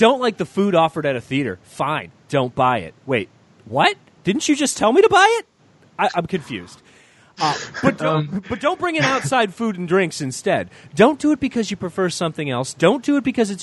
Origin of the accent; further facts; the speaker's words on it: Michigan, United States; One of the last like two or three Hot and Nows in the country was actually in my hometown